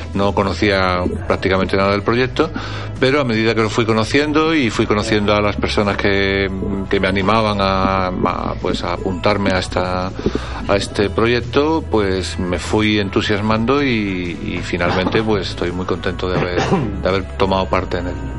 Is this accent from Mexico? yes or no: no; Spain; moved away as an adult; now in Strasbourg, France; yo soy un profesor español